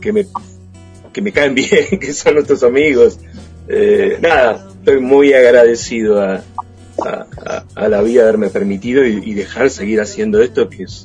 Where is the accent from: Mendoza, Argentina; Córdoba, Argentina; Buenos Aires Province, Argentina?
Buenos Aires Province, Argentina; Mar del Plata; soy de Mar del Plata, pero en realidad amo Mar del Plata y voy todo el tiempo que puedo.